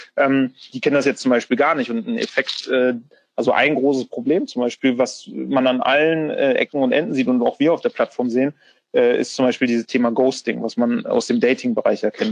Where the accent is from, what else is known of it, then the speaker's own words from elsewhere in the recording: Bremen, Germany; ich bin gebürtiger Bremer